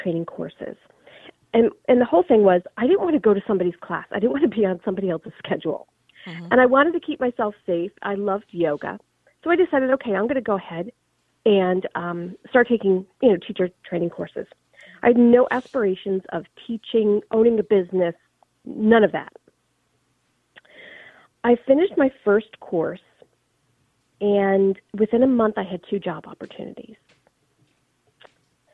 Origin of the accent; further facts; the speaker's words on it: New York, United States; moved away as an adult; now in Manhattan, Kansas, United States; I am originally from New York, but I actually currently live in Manhattan, Kansas.